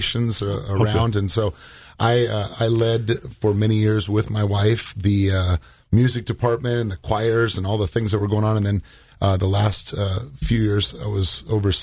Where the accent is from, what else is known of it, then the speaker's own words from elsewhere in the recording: Southern California, United States; I was raised in Southern California